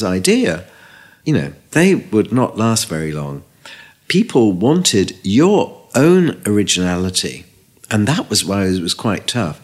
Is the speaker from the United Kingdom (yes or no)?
yes; Liverpool, North West England, United Kingdom; moved away; also born or lived in London; I came from Liverpool and it was 40% unemployment.